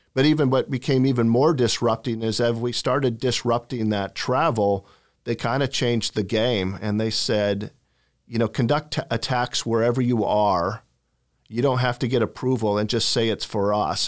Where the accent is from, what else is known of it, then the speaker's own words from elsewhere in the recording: Portland, Oregon, United States; moved away; I was born in Portland, Oregon. Parents were both teachers. Uh, I had two brothers. My father was the P E teacher, the football coach. I grew up in kind of the same district